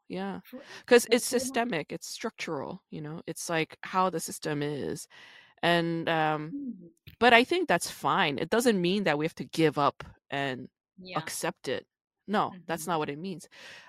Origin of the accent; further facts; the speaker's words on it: New York, United States; also born or lived in Busan, Korea; New York when I was 5, and I grew up in New York.